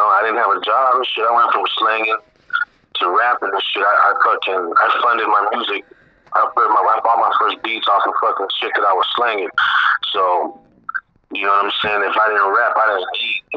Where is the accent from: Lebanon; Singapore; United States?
United States; San Diego, California; I was born and raised in SD, but, you know, my family comes from Guadalajara, Bex